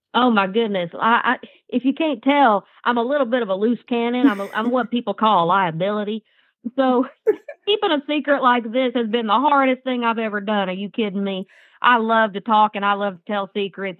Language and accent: English; Atoka, Oklahoma, United States; I grew up in Atoka, Oklahoma